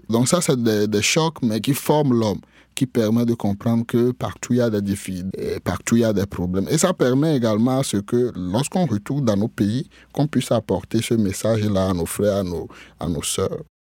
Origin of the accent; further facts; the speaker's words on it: Atakpamé, Plateaux, Togo; moved away as an adult; now in Canada; Je suis né au Togo, euh, dans une euh, ville appelée Atakpamé.